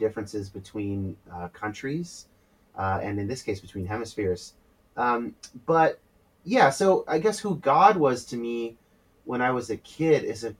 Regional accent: California, United States; I was raised non-denominational evangelical in California.

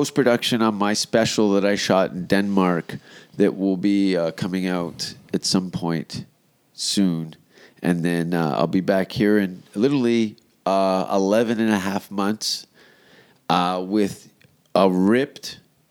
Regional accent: Hamilton, Ontario, Canada; I'm from Hamilton

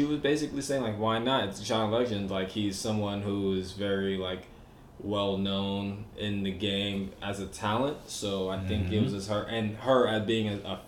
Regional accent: Atlanta, Georgia, United States; also born or lived in Queens; I'm from Atlanta

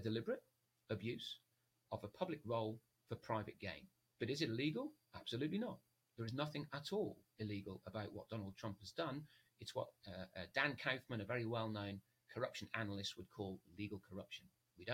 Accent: United Kingdom; as a Brit

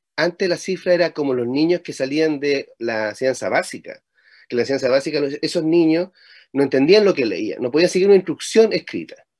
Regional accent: Chile; Chile tiene una forma muy rara de hablar

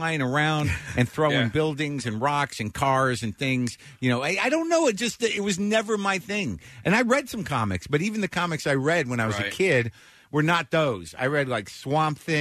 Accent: Albuquerque, New Mexico, United States; moved away; I grew up in Albuquerque

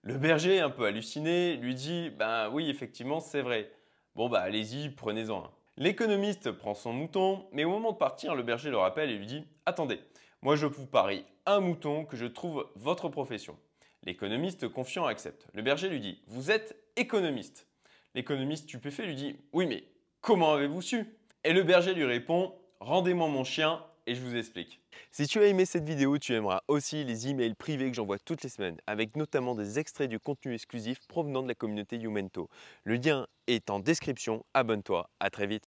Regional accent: France; chez nous en France

